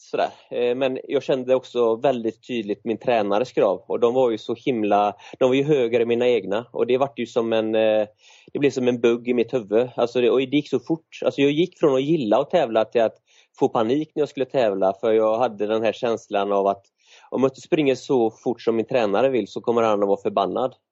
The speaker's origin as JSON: {"language": "Swedish", "area": "an island outside Gothenburg", "region": "Västra Götaland", "country": "Sweden", "tie": "born or raised there", "moved": "as an adult", "said": "så är jag uppväxt på en ö utanför Göteborg men som 20-åring så, så lämnade jag"}